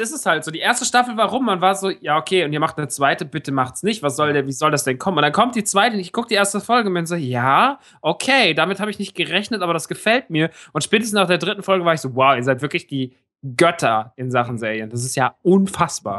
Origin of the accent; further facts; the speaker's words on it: Rodgau, Hesse, Germany; moved away; im Rottgau im Kino meiner alten Heimat